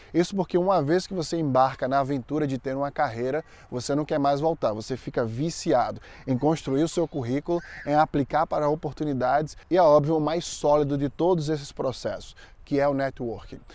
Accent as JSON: {"language": "Portuguese", "town": "Maceió", "region": "Alagoas", "country": "Brazil", "tie": "born or raised there", "moved": "as an adult", "lives_now": "United States", "said": "lá em Maceió, onde eu nasci e fui criado"}